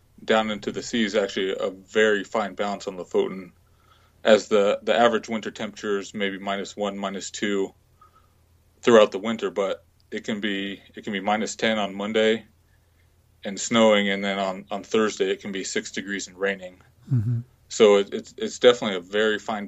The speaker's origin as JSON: {"language": "English", "town": "Santa Barbara", "region": "California", "country": "United States", "tie": "born or raised there", "also_born_or_lived": "New Zealand", "moved": "as an adult", "lives_now": "Germany", "said": "my hometown where I was from, Santa Barbara"}